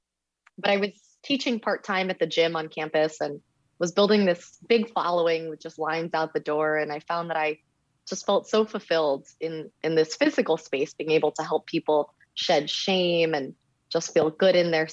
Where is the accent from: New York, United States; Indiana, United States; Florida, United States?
Florida, United States; Miami; moved away; I'm from Miami